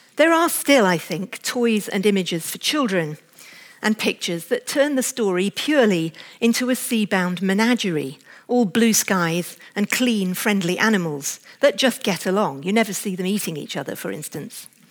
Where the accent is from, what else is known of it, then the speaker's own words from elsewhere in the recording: England, United Kingdom; as an English woman